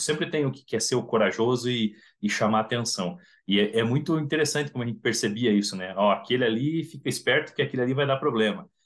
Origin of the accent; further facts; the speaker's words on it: Curitiba, Paraná, Brazil; Eu sou de Curitiba